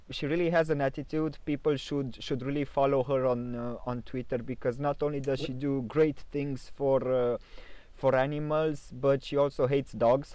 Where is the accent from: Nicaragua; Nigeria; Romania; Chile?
Romania; Sighișoara, Mureș County; my hometown is also the hometown of Vlad the Impaler